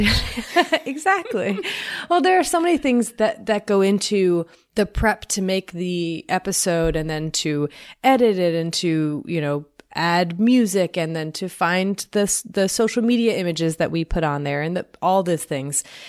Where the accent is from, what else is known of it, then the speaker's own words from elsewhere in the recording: Kentucky, United States; also born or lived in Florida; I moved from Florida to Kentucky